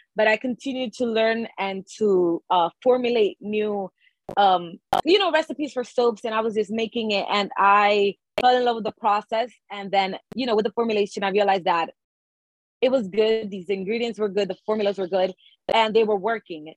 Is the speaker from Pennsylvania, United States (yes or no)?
no; New York City, New York, United States; we are from the Bronx. We are from a low income neighborhood, low income family.